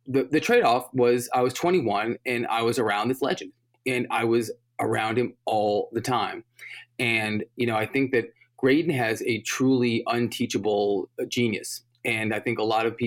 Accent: New York City, New York, United States; I grew up in New York, and I went to college in New York

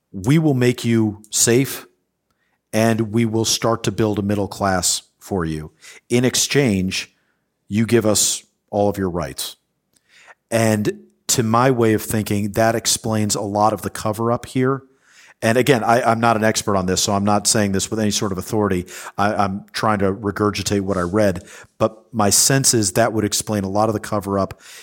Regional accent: United States; as an American that has been privileged enough to grow up in a country

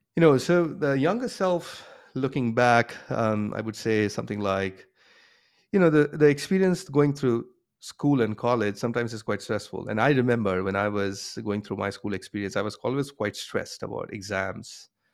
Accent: Kolkata, West Bengal, India; moved away as an adult; also born or lived in Bombay, India / Boston, United States; now in United States; I grew up in India, um, in a city called Calcutta

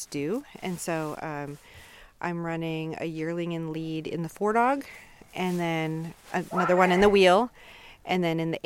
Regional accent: Tok, Alaska, United States; now in Fairbanks, United States; I grew up in Tok

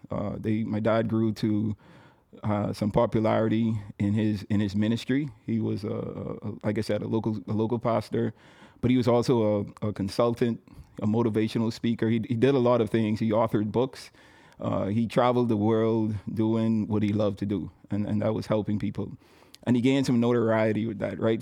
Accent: Nassau, New Providence, Bahamas; I was born and raised in Nassau, Bahamas

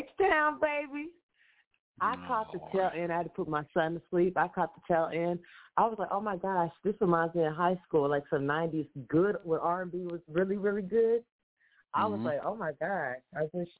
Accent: Houston, Texas, United States; moved away as an adult; also born or lived in Atlanta, Georgia; I moved from Atlanta to Houston, where I'm originally from

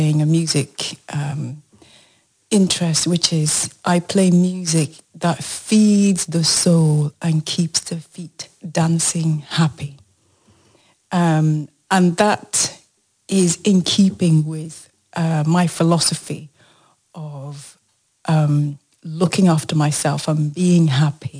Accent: Nigeria; now in United Kingdom; I'm Nigerian by birth, and then I became British.

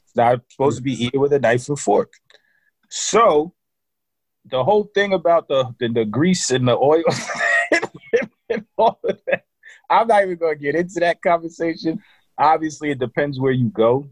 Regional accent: New York, United States; I grew up in New York

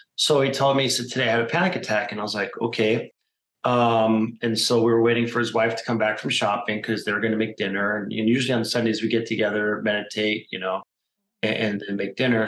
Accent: Phoenix, Arizona, United States; I'm a Phoenix native, meaning I was born here in Arizona

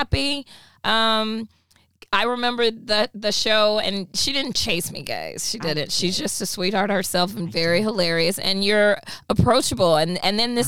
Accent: Texas, United States; moved away as an adult; now in Los Angeles, United States; I'm from Texas, originally from Texas

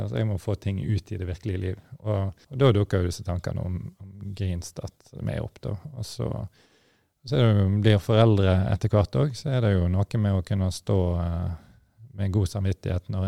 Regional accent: Stord, Vestland, Norway; jeg kom jo fra olje- og gassindustrien sjøl. Altså, jeg er jo født og oppvokst på Stord, som forhåpentligvis folk hører.

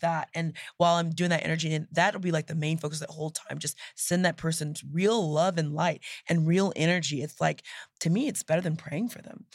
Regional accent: Nacogdoches, Texas, United States; I grew up in Nacogdoches, Texas

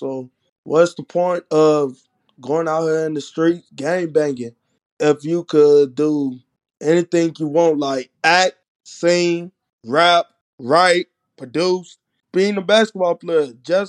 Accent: United States; I grew up in Uptown. Uptown is like not like a regular place, but it's like the hood, you feel me?

